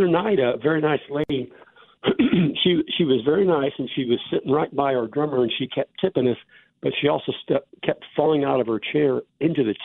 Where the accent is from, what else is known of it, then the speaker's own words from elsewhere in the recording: Alton, Illinois, United States; moved away as an adult; also born or lived in Texarkana / Tulsa / Little Rock / Columbia, Missouri; now in Wichita, United States; I'm originally from Alton, Illinois, which is a little town across the river from St. Louis.